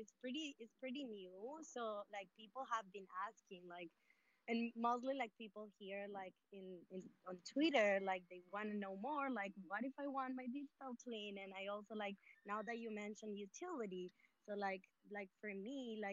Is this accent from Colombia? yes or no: yes; Colombia; I'm from Colombia